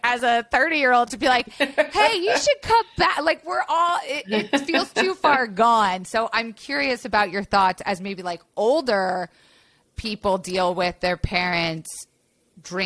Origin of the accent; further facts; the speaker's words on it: Florida, United States; I grew up in Florida.